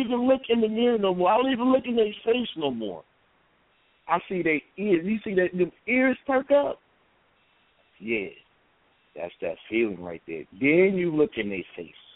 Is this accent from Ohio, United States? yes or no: yes; Columbus, Ohio, United States; I'm from Columbus, Ohio. I'm a barber.